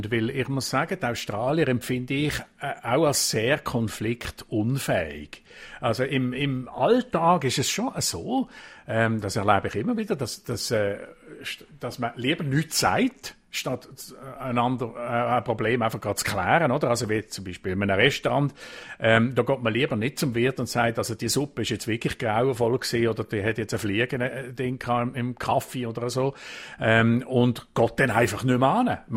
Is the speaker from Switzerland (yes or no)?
yes; Switzerland; Kompromiss und Diskussionen, so wie bei uns in der Schweiz, das gibt es wirklich ganz, ganz selten bis gar nie.